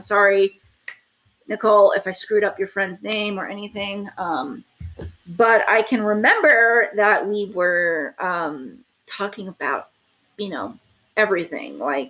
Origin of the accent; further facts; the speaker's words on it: Texas, United States; So the one thing you need to take about Texas people is we are the ones that will say, yeah, I'm from Texas and I'm proud of it.